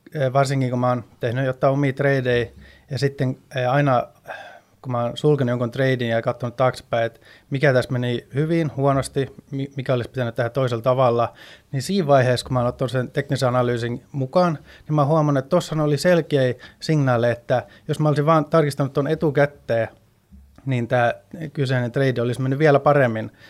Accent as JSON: {"language": "Finnish", "country": "Sweden", "tie": "born or raised there", "also_born_or_lived": "Stockholm", "moved": "as an adult", "lives_now": "Finland", "said": "kun mä oon syntynyt ja kasvanut Ruotsissa, mutta muutin tänne Suomeen"}